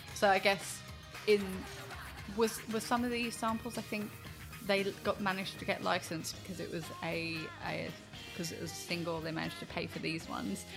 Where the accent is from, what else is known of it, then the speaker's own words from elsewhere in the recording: Brighton, South East England, United Kingdom; they're from Brighton and I'm from Brighton.